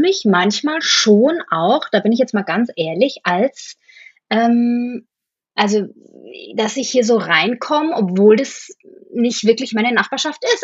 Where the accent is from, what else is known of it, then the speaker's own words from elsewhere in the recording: Bamberg, Bavaria, Germany; moved away as an adult; also born or lived in Munich, Germany; now in New York, United States; in Bamberg, wo ich aufgewachsen bin